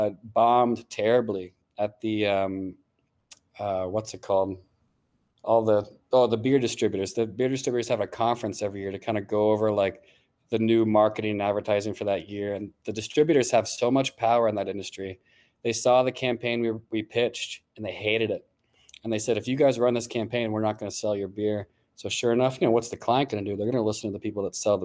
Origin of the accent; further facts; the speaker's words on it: Golden, Colorado, United States; moved away as an adult; I'm from like the western suburbs of Denver.